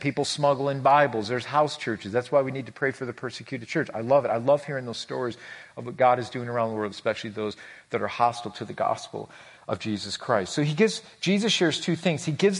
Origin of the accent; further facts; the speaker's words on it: New York, United States; He goes, well, where are you from? I said, New York.